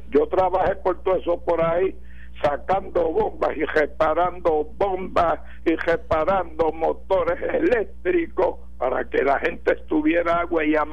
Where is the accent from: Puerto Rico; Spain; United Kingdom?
Puerto Rico; Ponce; Es de Ponce, soy de Ponce.